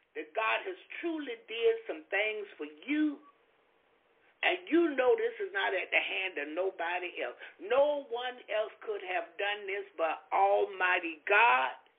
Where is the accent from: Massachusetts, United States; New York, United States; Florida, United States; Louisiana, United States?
Florida, United States; I'm from Florida